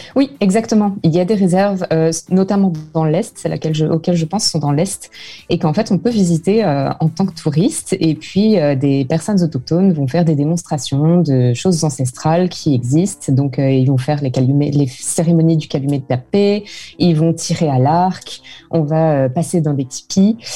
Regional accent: France; now in Vancouver, Canada; en tant que Français

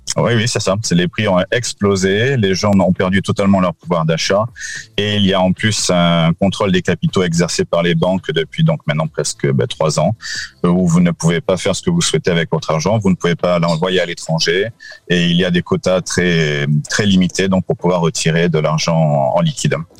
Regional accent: France; also born or lived in Lebanon; now in Portugal; nous sommes français avec les enfants

